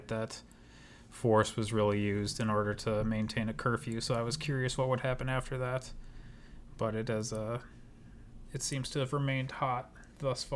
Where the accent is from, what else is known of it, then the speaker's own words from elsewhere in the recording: Minneapolis, Minnesota, United States; also born or lived in Denver; we're from the Twin Cities. I probably you too, would identify as being from the Minneapolis suburbs